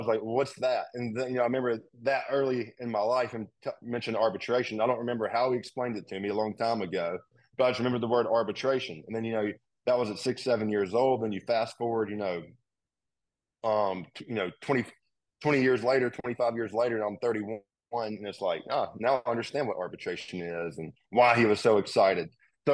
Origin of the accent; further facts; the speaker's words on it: Mobile, Alabama, United States; moved away as an adult; now in Nashville, United States; The road I grew up on, the house my mom grew up in is like 2 miles away from it